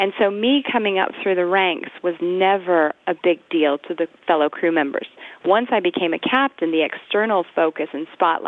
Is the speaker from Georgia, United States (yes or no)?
yes; Augusta, Georgia, United States; also born or lived in San Francisco / Michigan / California / London; Well, I was born in San Francisco, but we moved around a lot. My family, my dad was working for Bechtel, so we lived in Michigan. We lived in California. I mostly grew up in Augusta, Georgia.